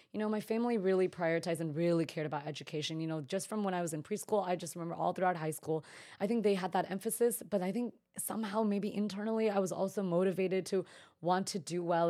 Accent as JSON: {"language": "English", "area": "Bay Area", "region": "Northern California", "country": "United States", "tie": "born or raised there", "also_born_or_lived": "New York City", "said": "I'm originally from the Bay Area, so Northern California, and I honestly feel so lucky to have been brought up in that environment"}